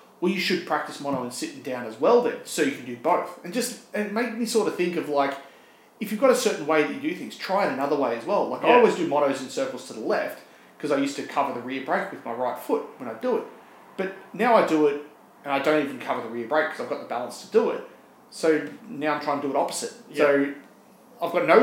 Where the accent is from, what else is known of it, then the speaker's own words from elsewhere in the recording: Cranbourne, Victoria, Australia; I'm from Cranbourne. And Cranbourne is southeastern suburbs version of Point Cook.